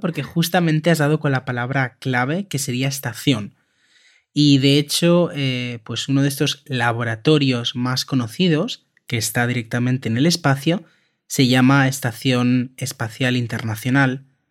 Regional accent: Spain; También lo utilizamos en España

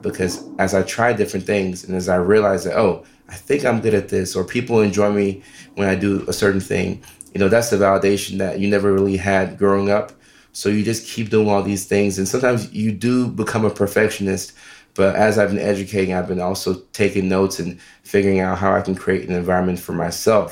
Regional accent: Nashville, Tennessee, United States; also born or lived in Norway / Ghana; we moved from Norway to Nashville, Tennessee when I was uh, five and a half, six

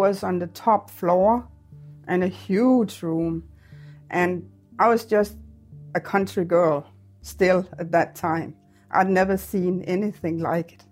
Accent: Denmark; moved away as an adult; also born or lived in Winnipeg, Canada

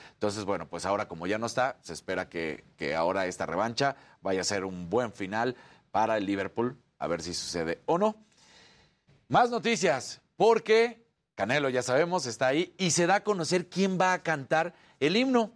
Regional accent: Mexico; nosotros, que somos mexicanos

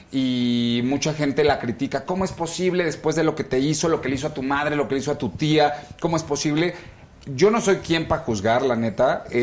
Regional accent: Mexico City, Mexico; now in Los Angeles, United States; Yo nací aquí en El Defectuoso, mi querida Adela. Yo soy aquí de la Ciudad de México, aunque me salí hace 10 años

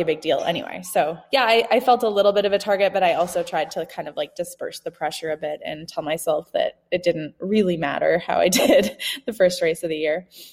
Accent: Canada; now in Bend, United States; growing up in Canada, I like winter

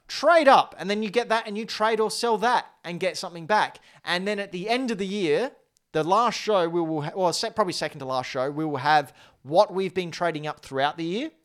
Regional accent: Australia; Say g'day, Cobber, 'cause we're Australian, mate

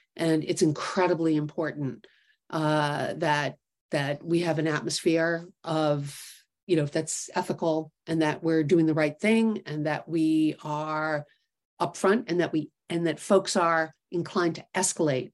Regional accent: New York City, New York, United States; also born or lived in Connecticut; growing up in New York City

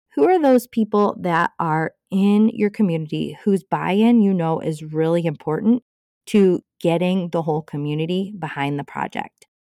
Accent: Cascade, United States; my hometown of Cascade

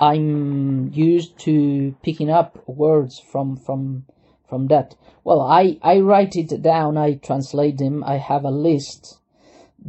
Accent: Chile; first language Spanish; English is a second language; from Chile. My mother tongue is Spanish

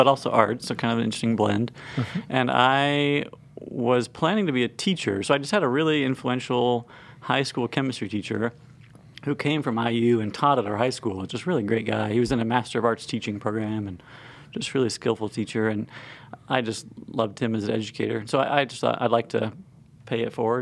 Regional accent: Bloomington, Indiana, United States; I'm a Hoosier boy. I grew up in Bloomington

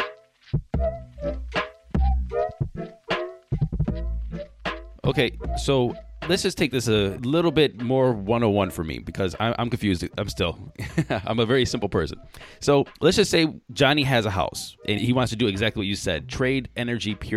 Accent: Cleveland, Ohio, United States; I was born in Cleveland

